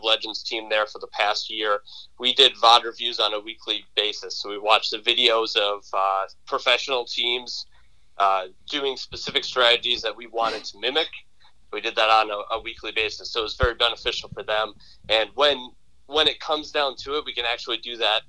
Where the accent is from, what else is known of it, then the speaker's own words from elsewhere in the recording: Lake Orion, Michigan, United States; I grew up in Lake Orion, so I'm very familiar with the area